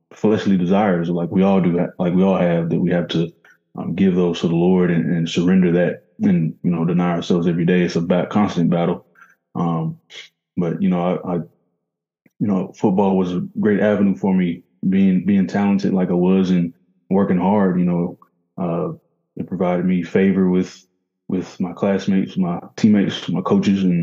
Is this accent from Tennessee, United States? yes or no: yes; Murfreesboro, Tennessee, United States; I grew up in Murfreesboro, Tennessee. It's about 30 minutes from Nashville